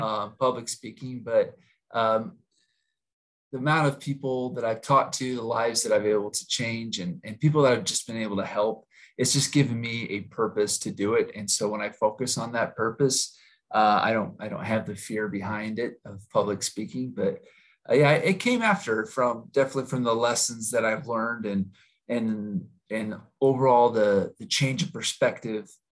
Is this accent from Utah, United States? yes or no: yes; Utah, United States; I was born and raised in Utah